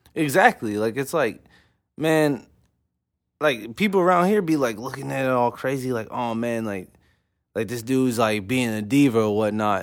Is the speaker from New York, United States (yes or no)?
no; Oklahoma City, Oklahoma, United States; I'm from O K C